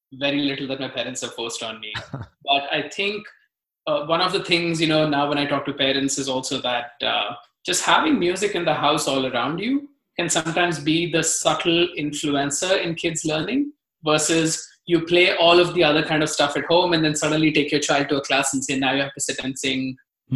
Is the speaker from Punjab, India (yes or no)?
no; Mumbai, Maharashtra, India; moved away as an adult; now in United States; I, I grew up in Mumbai